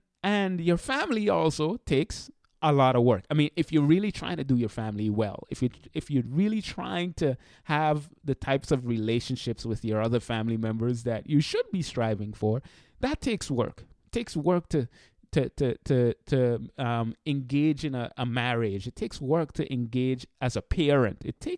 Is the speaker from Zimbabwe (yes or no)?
no; St. Martin; now in United States; When I came to the United States, I came from St. Martin. St. Martin is where I'm from originally, the beautiful island in the Caribbean.